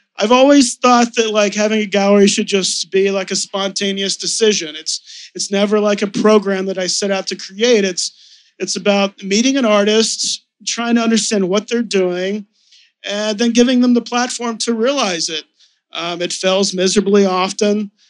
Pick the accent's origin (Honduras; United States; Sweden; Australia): United States; Texas; now in New York, United States; I was raised in Texas